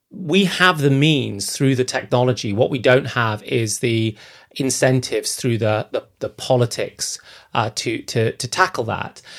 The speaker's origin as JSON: {"language": "English", "country": "Zambia", "tie": "born or raised there", "moved": "yes", "said": "I grew up in Zambia, in sub-Saharan Africa"}